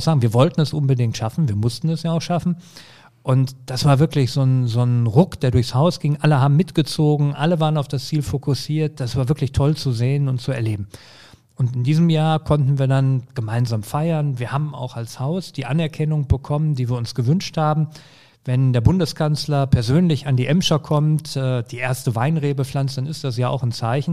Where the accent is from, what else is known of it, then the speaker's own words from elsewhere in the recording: Herten, North Rhine-Westphalia, Germany; also born or lived in Essen; Herten ist meine Heimatstadt. Da bin ich groß geworden.